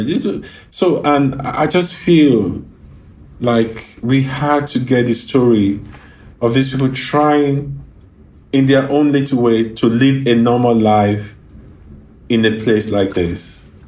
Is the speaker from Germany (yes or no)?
no; Ibadan, Oyo, Nigeria; now in Los Angeles, United States; the area I grew up in, there were like Jewish kids uh, there were Lebanese kids